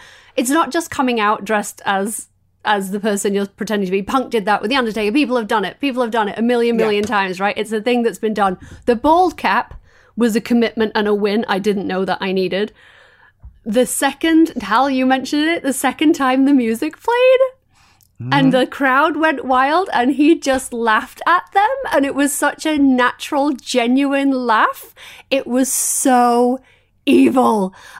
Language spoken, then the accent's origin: English; United Kingdom; I'm a natural heel. I'm British.